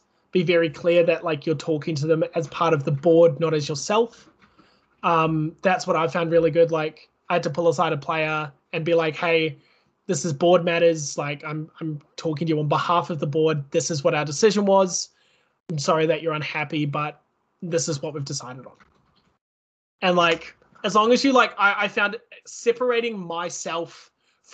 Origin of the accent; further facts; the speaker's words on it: New Zealand; now in Australia; I am from New Zealand